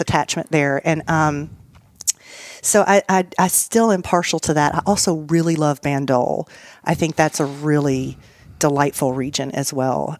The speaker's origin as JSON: {"language": "English", "town": "Nashville", "region": "Tennessee", "country": "United States", "also_born_or_lived": "Nice, France", "said": "I was from Nashville, Tennessee"}